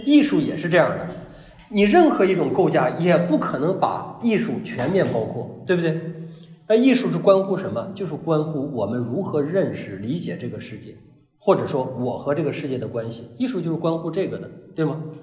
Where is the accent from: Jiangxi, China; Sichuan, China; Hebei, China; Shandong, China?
Hebei, China; moved away; 我老家是河北人，呃，我老家里边儿有叔叔，啊，姑姑，表亲，表亲，啊，什么这些都有